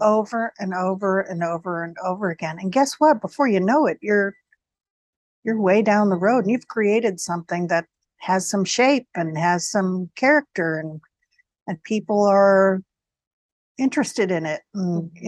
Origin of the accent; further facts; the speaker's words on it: New York area, United States; I'm from the New York area. My family was in New York.